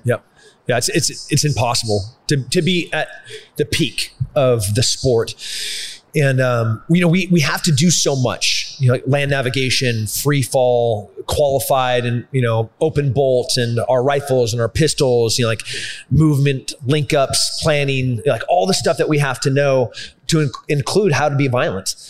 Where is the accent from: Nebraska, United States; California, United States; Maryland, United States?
California, United States; Atascadero; also born or lived in San Luis Obispo, California / Cambria, California; now in Texas, United States; born in San Luis Obispo, raised in Atascadero and Cambria